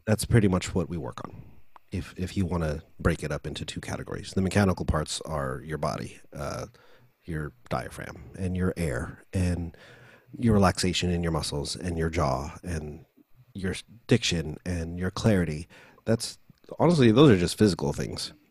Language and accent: English; United States; also born or lived in Philippines; being Filipino and growing up here